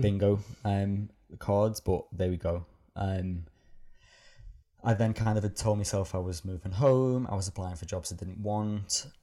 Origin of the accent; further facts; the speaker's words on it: Liverpool, North West England, United Kingdom; growing up in Liverpool